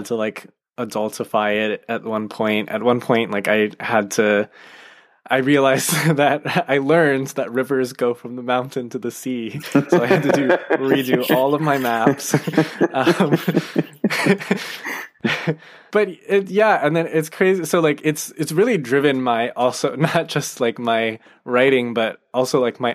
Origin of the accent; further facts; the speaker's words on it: United States; I am an American, so like the culture I grew up with is very much connected